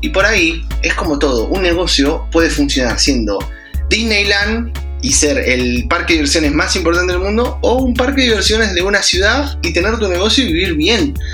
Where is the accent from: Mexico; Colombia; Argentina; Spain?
Argentina; yo, yo soy, argentino eh, y trabajo casi nada para Argentina